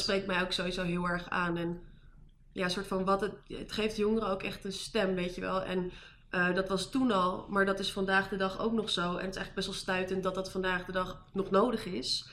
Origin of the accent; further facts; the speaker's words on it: Amsterdam, North Holland, Netherlands; moved away; also born or lived in Amersfoort / Utrecht; ik kom uit Amsterdam. Ik heb een hele tijd in Amersfoort gewoond.